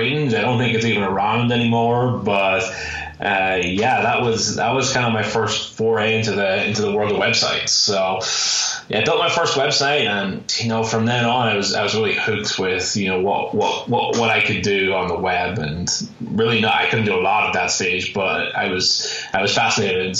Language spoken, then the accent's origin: English; Ireland; now in Phoenix, United States; I'm originally from Ireland. That's why you may hear a little bit of an accent there. I currently live in Phoenix, Arizona